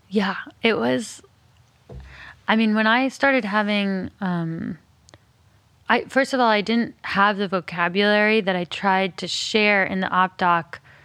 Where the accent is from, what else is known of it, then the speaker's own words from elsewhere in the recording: Alameda, California, United States; also born or lived in Berkeley, California; I was born in Berkeley and grew up on an island called Alameda.